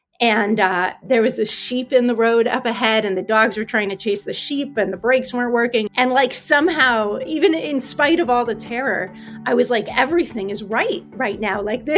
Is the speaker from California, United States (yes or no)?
yes; California, United States; also born or lived in Norway; growing up in California, I really wanted to go somewhere north. My family lived in Norway a little bit when I was a kid and I loved it.